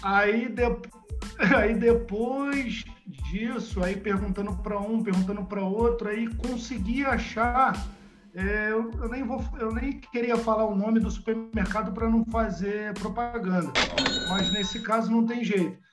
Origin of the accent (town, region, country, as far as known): Brazil; moved away as an adult; also born or lived in China